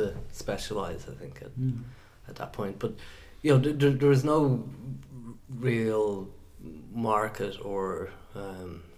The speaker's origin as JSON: {"language": "English", "town": "Dublin", "region": "Leinster", "country": "Ireland", "said": "I'm from Dublin"}